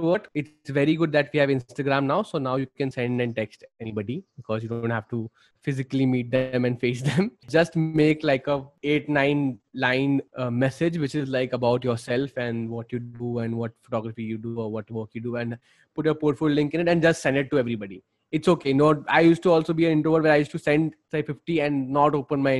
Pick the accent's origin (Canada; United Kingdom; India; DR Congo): India; Delhi; I am from Delhi